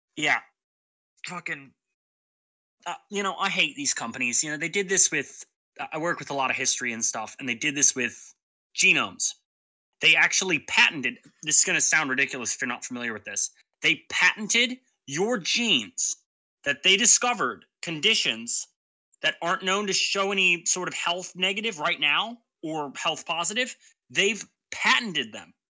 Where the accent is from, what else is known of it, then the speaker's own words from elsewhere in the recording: England, United Kingdom; being English, it's my home country